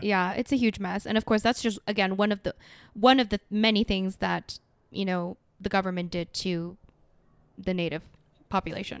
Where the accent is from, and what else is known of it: Canada; also born or lived in United Kingdom